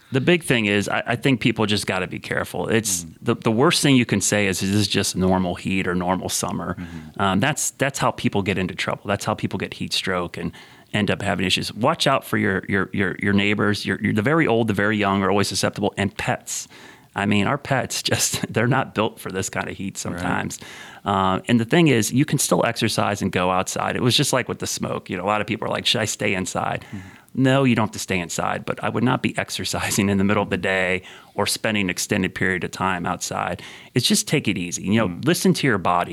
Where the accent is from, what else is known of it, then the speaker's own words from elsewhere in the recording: Ohio, United States; moved away; in the late '70s, mm. early '80s when I grew up in Ohio